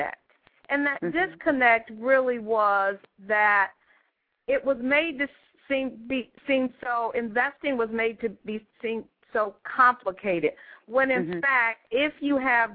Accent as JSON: {"language": "English", "town": "Detroit", "region": "Michigan", "country": "United States", "also_born_or_lived": "Hawaii / West Coast", "moved": "as an adult", "said": "I'm from Detroit, Michigan originally"}